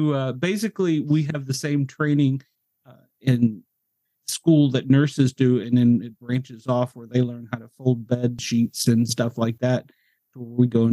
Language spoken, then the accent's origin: English; Mount Vernon, Virginia, United States; also born or lived in Knoxville, Tennessee; now in Atlanta, United States; I was born and raised in Northern Virginia, just outside of Washington, D.C., a little area called Mount Vernon.